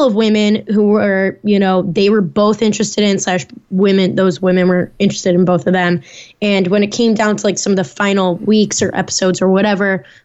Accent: Naperville, Illinois, United States; moved away; my hometown of Naperville, Illinois

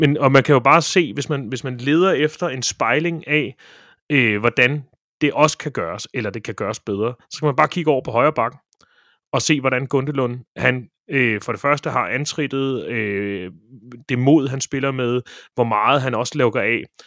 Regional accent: Ølstykke, Capital Region of Denmark, Denmark; jeg spillede som barn badminton i Ølstykke

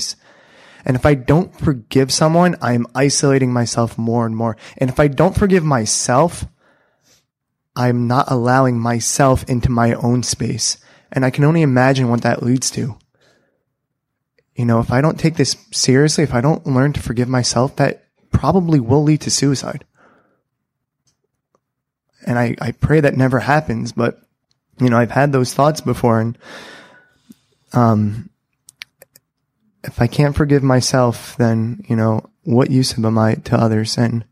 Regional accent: New York City, New York, United States; I'm from Brooklyn

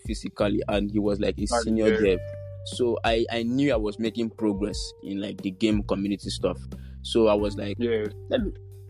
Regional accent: Nigeria; as a Nigerian, like as a teenager

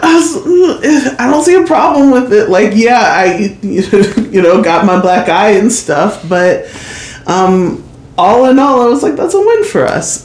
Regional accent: Kirkwood, United States; I grew up in Kirkwood schools. Like I went through Kirkwood schools all of my years

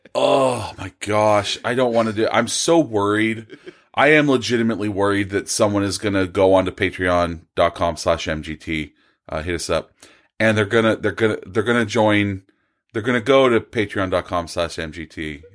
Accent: Bakersfield, California, United States; I am also from Bakersfield.

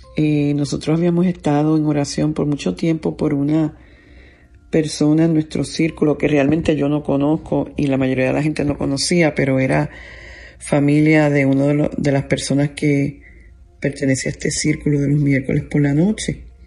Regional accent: Puerto Rico; yo soy una mujer, soy una puertorriqueña, soy una ministro, soy madre

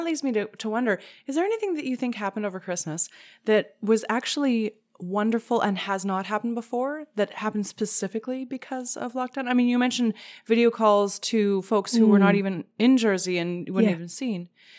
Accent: Canada; Well, I'm Canadian

